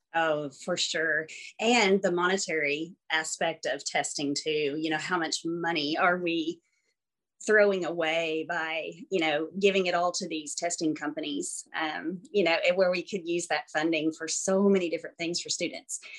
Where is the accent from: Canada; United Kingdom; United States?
United States; Arkansas; also born or lived in Florida; born and uh, raised here. I was born in Florida actually and lived there for about two months and then came to Arkansas.